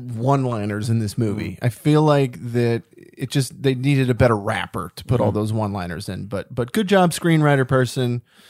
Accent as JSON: {"language": "English", "country": "United States", "said": "I'm stereotypical American guy."}